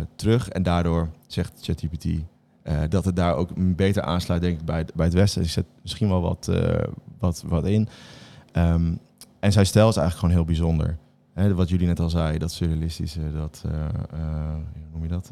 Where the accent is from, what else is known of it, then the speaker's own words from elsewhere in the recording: Bible Belt, Netherlands; ik ben opgegroeid in de Bijbelbelt